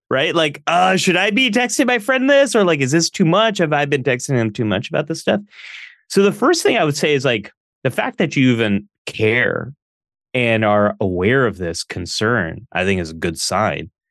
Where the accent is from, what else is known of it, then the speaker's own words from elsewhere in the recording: Northern California, United States; I grew up here where I live now, which is Northern California. I was born and raised in the early eighties.